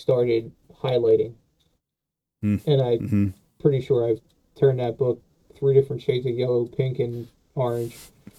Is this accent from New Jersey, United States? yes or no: yes; New Jersey, United States; Oh, I am from Jersey, man.